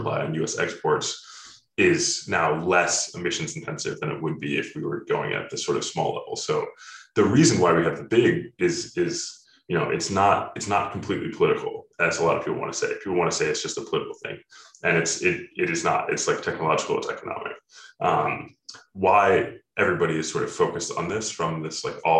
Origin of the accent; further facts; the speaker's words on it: Ohio, United States; I grew up in Ohio